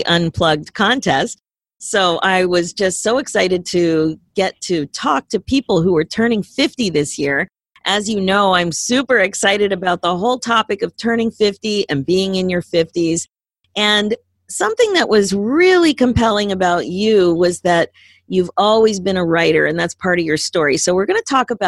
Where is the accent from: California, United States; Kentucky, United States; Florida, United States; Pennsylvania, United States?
Pennsylvania, United States; Philadelphia; moved away; I'm originally from Philadelphia